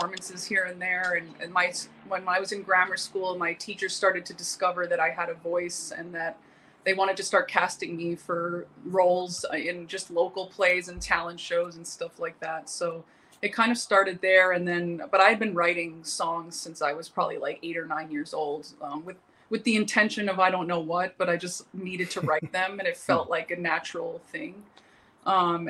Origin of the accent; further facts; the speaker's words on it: Westchester County, New York, United States; moved away as an adult; also born or lived in New Jersey; now in Los Angeles, United States; I grew up in the Westchester County area of New York.